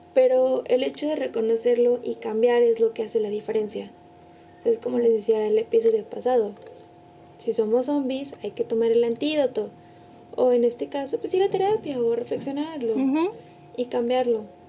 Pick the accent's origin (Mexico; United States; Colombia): Mexico; San Luis Potosí; Todos somos potosinos, potosinas.